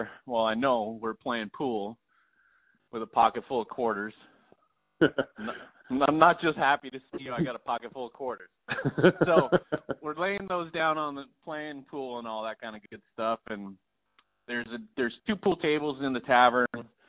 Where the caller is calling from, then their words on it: Gig Harbor, Washington, United States; I am calling from the fabulous city of Gig Harbor.